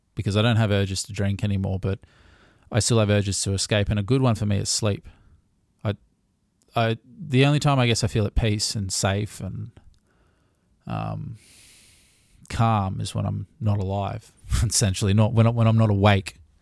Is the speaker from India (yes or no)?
no; Gold Coast, Queensland, Australia; I'm born and raised on the Gold Coast, which is mostly unheard of these days.